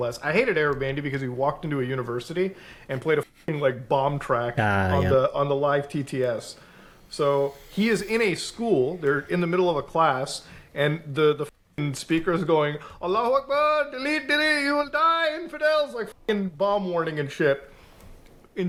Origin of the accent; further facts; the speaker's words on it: Canada; as a Canadian